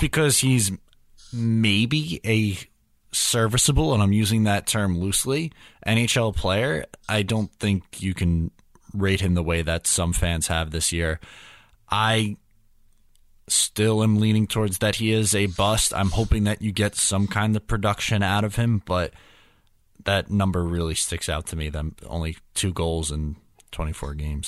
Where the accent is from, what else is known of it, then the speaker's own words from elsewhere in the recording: New York, United States; me and every other New Yorker